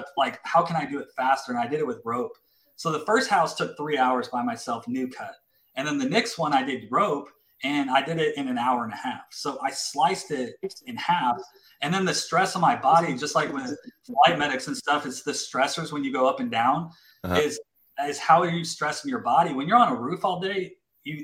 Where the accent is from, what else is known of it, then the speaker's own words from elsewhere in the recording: Colorado Springs, Colorado, United States; also born or lived in Louisiana; now in Texas, United States; I grew up in Colorado Springs, and then I went to Louisiana, and then I came to Texas.